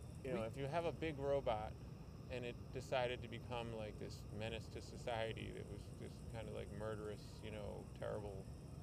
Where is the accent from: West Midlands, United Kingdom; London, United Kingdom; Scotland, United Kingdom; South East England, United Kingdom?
London, United Kingdom; And I'm from London.